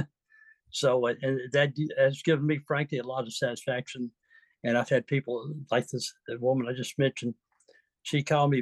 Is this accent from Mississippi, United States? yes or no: yes; Mississippi, United States; moved away as an adult; also born or lived in San Diego, United States; now in Vallejo, United States; I'm from Mississippi originally. Where my family has been for generations